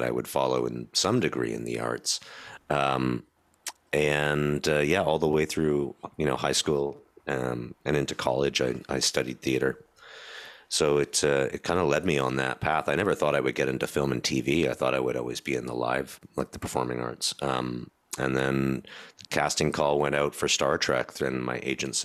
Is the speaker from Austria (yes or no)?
no; Stratford, Ontario, Canada; moved away as an adult; also born or lived in Toronto, Ontario; I came back to my hometown of Stratford